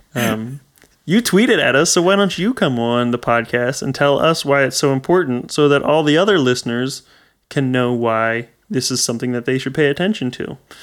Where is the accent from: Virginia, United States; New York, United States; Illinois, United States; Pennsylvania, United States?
Pennsylvania, United States